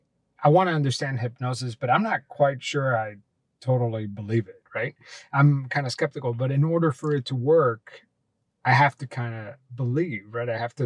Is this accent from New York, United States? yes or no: no; Miami, Florida, United States; I have third-degree burns on the left side of my body. I grew up in Miami